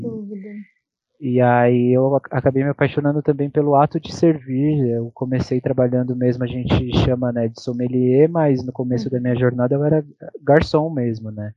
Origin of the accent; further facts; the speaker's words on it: Campos do Jordão, São Paulo, Brazil; moved away; eu tive que voltar para Campos do Jordão, que é a minha cidade natal